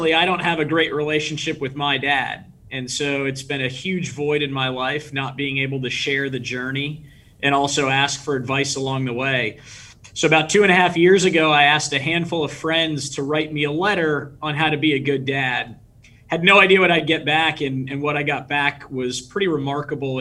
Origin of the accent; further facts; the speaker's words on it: San Diego, California, United States; moved away as an adult; also born or lived in Washington, D.C.; born and raised in San Diego, California